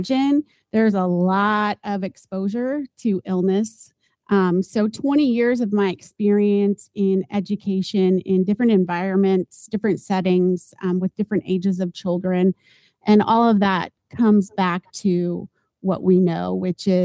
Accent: Southern California, United States; moved away; also born or lived in Iowa; I am a product of growing up in Southern California in the 70s.

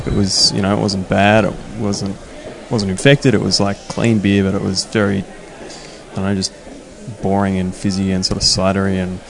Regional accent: Australia; Like I came from Australia where IPAs was kind of new

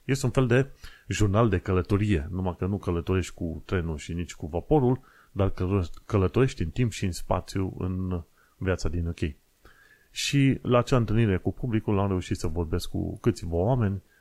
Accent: Romania; now in United Kingdom; sunt străin, că sunt român

